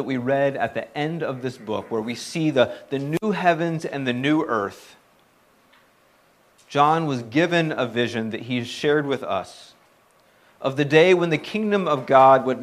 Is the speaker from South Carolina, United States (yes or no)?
yes; South Carolina, United States; moved away; I was born and raised in South Carolina